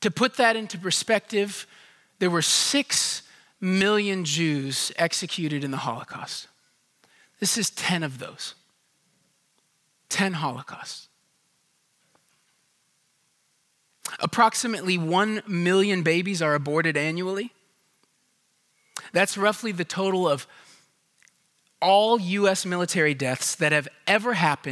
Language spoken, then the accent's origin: English; Houston, Texas, United States; I grew up in Houston